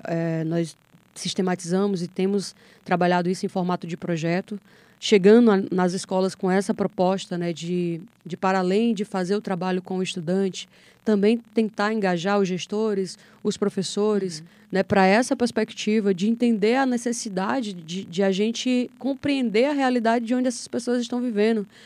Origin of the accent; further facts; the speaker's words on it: Apuiarés, Ceará, Brazil; Sou de Apuiarés, que é uma cidade vizinha a Pentecoste